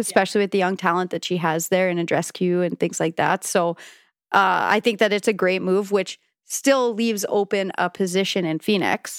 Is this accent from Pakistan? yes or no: no; Canada; as a Canadian